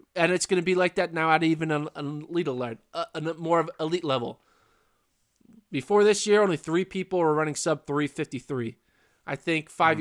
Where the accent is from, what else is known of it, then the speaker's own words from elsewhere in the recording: the Northeast, Pennsylvania, United States; now in Texas, United States; I'm from the Northeast. Like I grew up in crazy winter storms. I would have, you know, Pennsylvania storms all over the place.